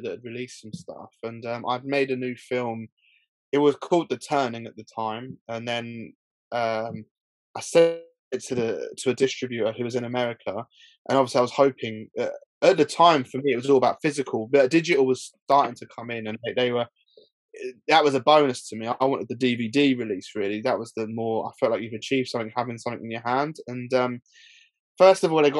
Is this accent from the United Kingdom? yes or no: yes; Milton Keynes, South East England, United Kingdom; When I grew up in Milton Keynes